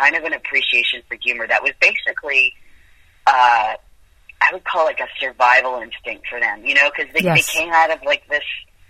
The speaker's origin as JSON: {"language": "English", "town": "Vancouver", "region": "British Columbia", "country": "Canada", "tie": "born or raised there", "also_born_or_lived": "Winnipeg / Toronto", "moved": "as an adult", "lives_now": "Los Angeles, United States", "said": "I was born in Winnipeg, in Canada"}